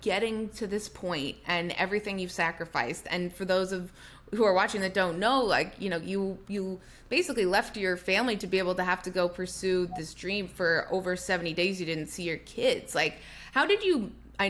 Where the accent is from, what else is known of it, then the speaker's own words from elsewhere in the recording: Canada; I'm also a Canadian